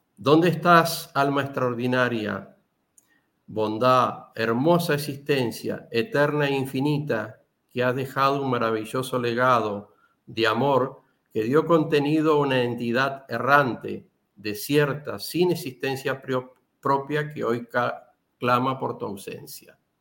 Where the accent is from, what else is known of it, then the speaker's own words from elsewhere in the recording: Tacuarembó, Uruguay; nosotros somos de Tacuarembó